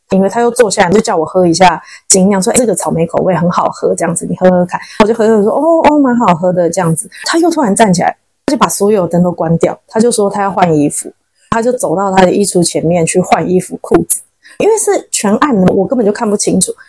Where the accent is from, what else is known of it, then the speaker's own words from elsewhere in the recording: Taiwan; now in China; 我们台湾人